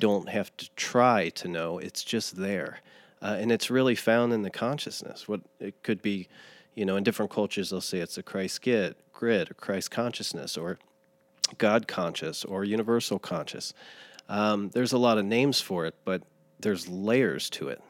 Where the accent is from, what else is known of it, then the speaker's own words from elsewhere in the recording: Lawrenceburg, Indiana, United States; In Lawrenceburg, Indiana.